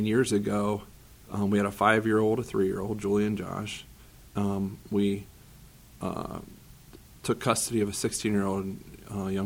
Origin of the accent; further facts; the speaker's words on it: Green, Ohio, United States; I grew up in Northeast Ohio